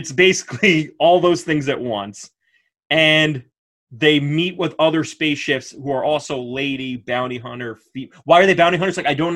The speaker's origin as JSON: {"language": "English", "area": "Dutchess County", "region": "New York", "country": "United States", "tie": "born or raised there", "said": "We grew up in Dutchess County, New York"}